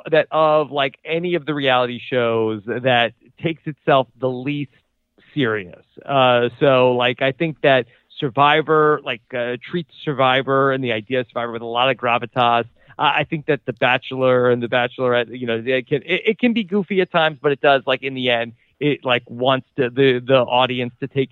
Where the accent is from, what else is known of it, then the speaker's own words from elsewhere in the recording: East Coast, United States; now in Raleigh, United States; We're both from the East Coast